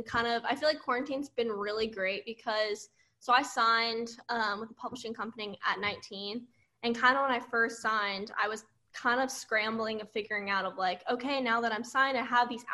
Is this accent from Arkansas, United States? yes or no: no; Auburndale, Florida, United States; moved away as an adult; now in Nashville, United States; everyone from my hometown say Auburndale